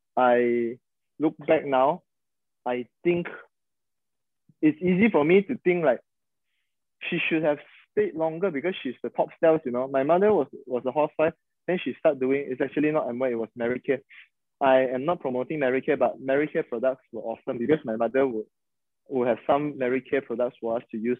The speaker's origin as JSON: {"language": "English", "region": "Sabah", "country": "Malaysia", "said": "we are from Sabah"}